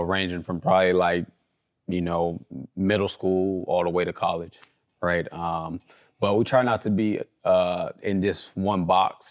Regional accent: Compton, California, United States; also born or lived in Orange County, California; I grew up in Compton, California. Uh, as I was getting older, we started moving to, like, the Orange County area.

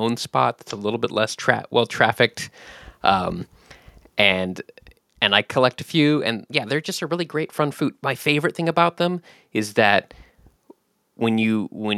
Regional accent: West Coast, United States; moved away as an adult; also born or lived in Switzerland / Washington, D.C.; I'm mostly from the West Coast

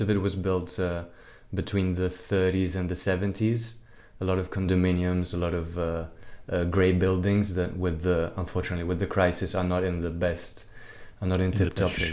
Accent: Rome, Lazio, Italy; moved away as an adult; also born or lived in New York; I'm from Rome, born and raised.

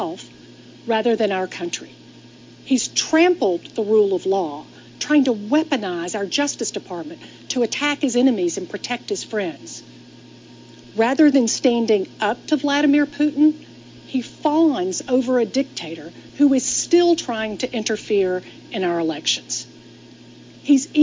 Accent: Atlanta, Georgia, United States; I'm here in my hometown of Atlanta

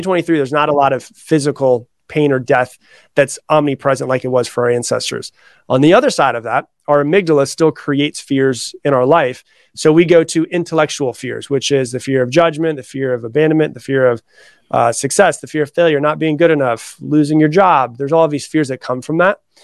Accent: Florida, United States; now in Austin, United States; I was raised in Florida. I live in Austin, Texas now, but I was raised in Florida

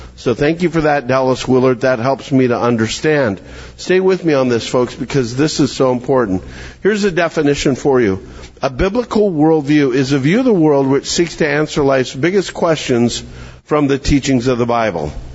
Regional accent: Calgary, Alberta, Canada; moved away; I'm I'm from Calgary, Alberta, Canada.

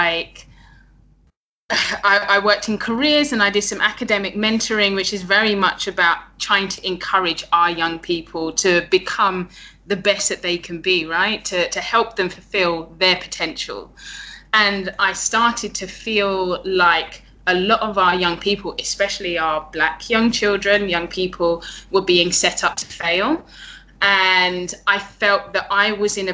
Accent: London, United Kingdom; moved away as an adult; now in Chiang Mai, Thailand; Born and raised in London, the UK

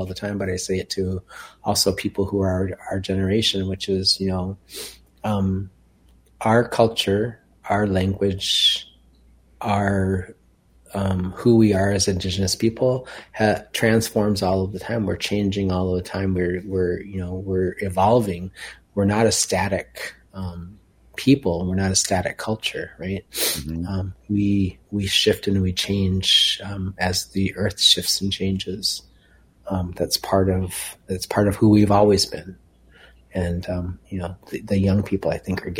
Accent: Minneapolis, Minnesota, United States; moved away as an adult; also born or lived in West Coast; growing up in South Minneapolis and being in boarding school

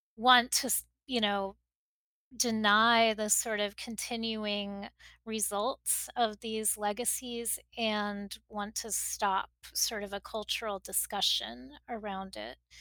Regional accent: Miami, Florida, United States; moved away as an adult; also born or lived in Texas; now in New York, United States; I grew up in Miami and I, I do, you know, I am of South Florida in a lot of ways and now of New York, having lived here for more than two decades

